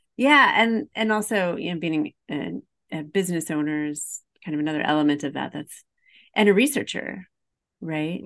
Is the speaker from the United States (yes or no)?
yes; Highland, Illinois, United States; I'm from Highland, Illinois